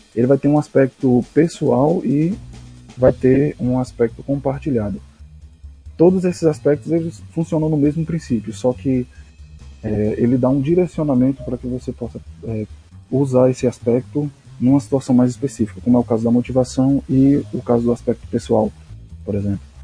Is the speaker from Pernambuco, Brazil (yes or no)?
yes; Pernambuco, Brazil; eu sou de Pernambuco